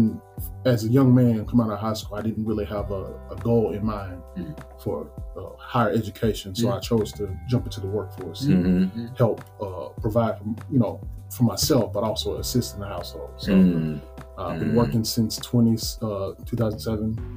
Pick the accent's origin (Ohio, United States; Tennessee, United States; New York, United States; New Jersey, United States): Tennessee, United States; Nashville; born and raised Nashville. Born on the east side, Shelby area